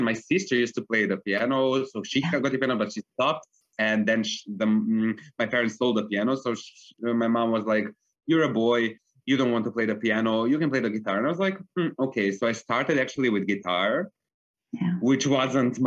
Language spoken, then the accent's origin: English; Belgrade, Serbia; moved away as an adult; now in Vienna, Austria; I grew up in Belgrade in Serbia. That's where I went to school